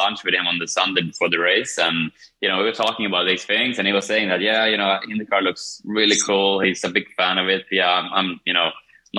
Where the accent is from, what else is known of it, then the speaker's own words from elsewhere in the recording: Kumla, Örebro County, Sweden; moved away; Kumla, my small little hometown in Sweden